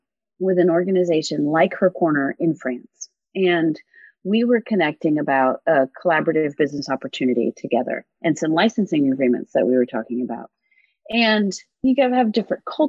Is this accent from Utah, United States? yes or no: no; Washington, District of Columbia, United States; also born or lived in New Zealand; I grew up in Washington, D.C.